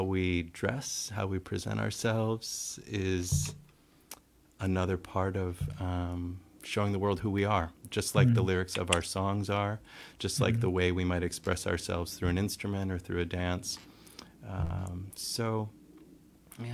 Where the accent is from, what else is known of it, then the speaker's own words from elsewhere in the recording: Wausau, Wisconsin, United States; now in Seattle, United States; I grew up in the Midwest in a town called Wausau, Wisconsin